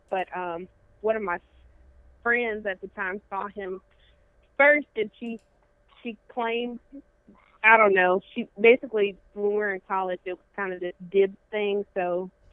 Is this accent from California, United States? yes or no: no; Las Vegas, Nevada, United States; moved away as an adult; now in Montgomery, United States; I'm originally from Las Vegas, so I came to Alabama to pursue a college career